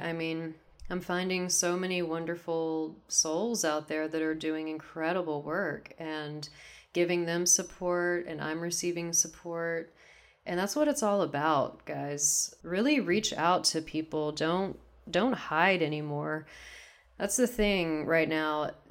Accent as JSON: {"language": "English", "region": "Texas", "country": "United States", "moved": "as an adult", "lives_now": "Seattle, United States", "said": "I'm from Texas originally, so this is, uh, back in Texas. and I'm in Seattle currently"}